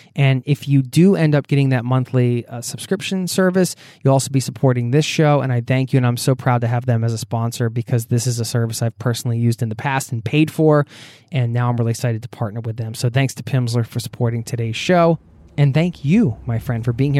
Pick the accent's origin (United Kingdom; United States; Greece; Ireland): United States; outside of Philadelphia, Pennsylvania; moved away as an adult; now in Norway; I grew up outside of Philadelphia